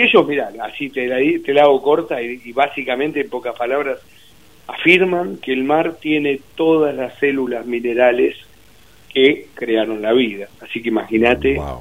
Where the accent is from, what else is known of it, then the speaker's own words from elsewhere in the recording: Mar del Plata, Buenos Aires Province, Argentina; moved away; me crié en Mar del Plata, después, bueno, cuando se rompió la familia sentí como una especie de, de, destierro cuando me fui a Buenos Aires a vivir.